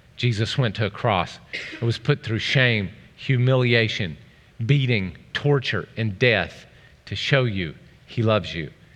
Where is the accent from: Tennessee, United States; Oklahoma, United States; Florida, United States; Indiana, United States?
Oklahoma, United States; I'm from Oklahoma